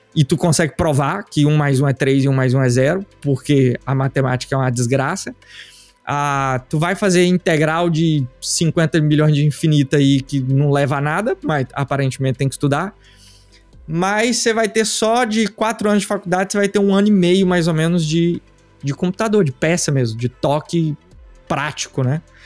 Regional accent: Uruaçu, Goiás, Brazil; moved away; also born or lived in Goiânia / England; eu nasci em Uruaçu, interior de Goiás, interior real

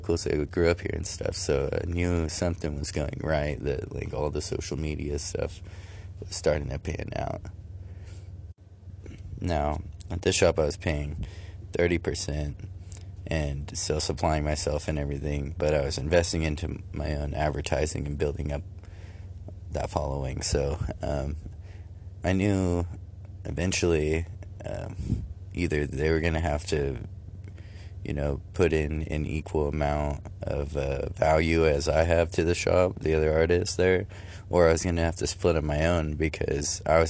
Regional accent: California, United States; moved away as an adult; now in Michigan, United States; I'm from California, I traveled all the way from there to here to live near some friends

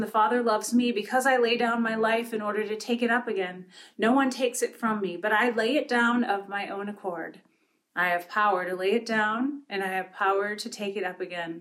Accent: Pine River, Minnesota, United States; where I grew up in Pine River, Minnesota

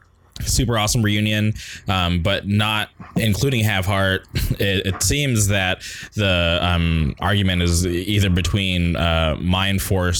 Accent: West Coast, United States; I'm from the West Coast.

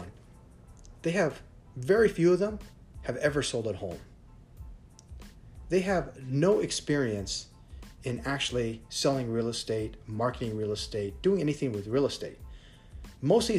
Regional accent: United States; now in Thailand; I'm American

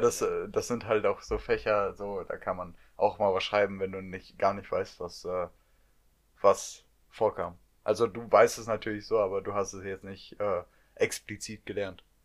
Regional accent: North Rhine-Westphalia, Germany; wir kommen aus NRW.

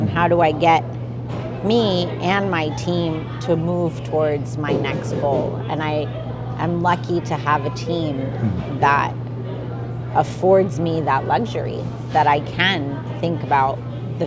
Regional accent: New Jersey, United States; also born or lived in India; I'm Indian, right? I was born there, but I was raised in New Jersey

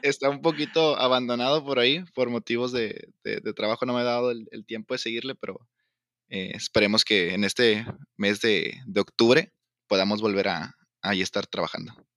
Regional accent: Tamaulipas, Mexico; Soy, soy de Tamaulipas

